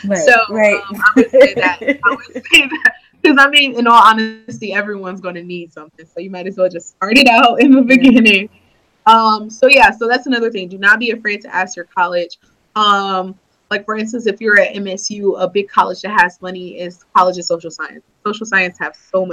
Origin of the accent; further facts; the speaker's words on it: Michigan, United States; I was from Michigan